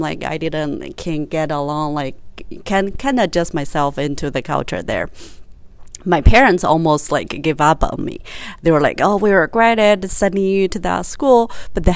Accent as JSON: {"language": "English", "country": "China", "tie": "born or raised there", "said": "I grew up in China"}